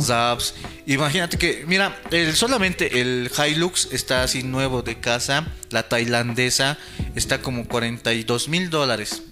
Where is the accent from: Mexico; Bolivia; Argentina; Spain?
Bolivia; como, como bolivianos